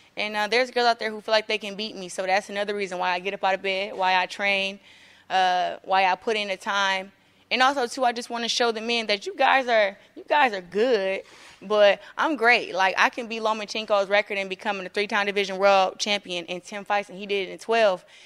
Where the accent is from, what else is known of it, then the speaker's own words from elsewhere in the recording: Flint, Michigan, United States; I'm, like, the hope for my town